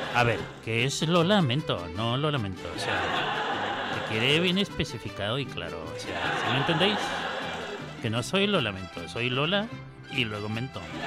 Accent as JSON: {"language": "Spanish", "country": "Mexico", "accent": "Mexican", "said": "mi acento mexicano"}